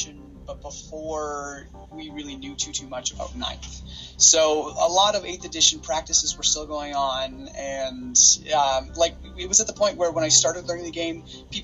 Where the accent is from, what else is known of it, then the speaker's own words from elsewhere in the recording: Capreol, Ontario, Canada; I'm from Cape Rail, the place you should learn about.